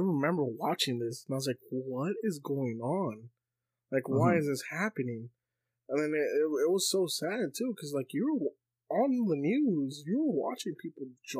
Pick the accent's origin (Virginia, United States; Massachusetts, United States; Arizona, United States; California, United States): California, United States; So, because I grew up in California, right? I was a kid during 9/11